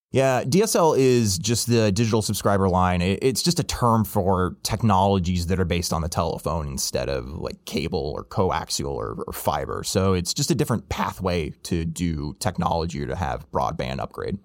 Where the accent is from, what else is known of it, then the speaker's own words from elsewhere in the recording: Illinois, United States; my home state of Illinois